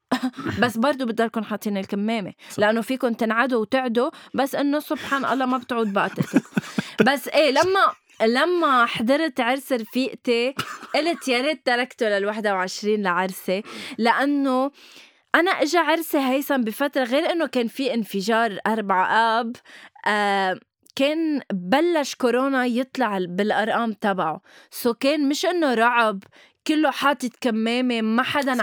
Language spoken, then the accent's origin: Arabic; Lebanon; نحن عندنا شيء بلبنان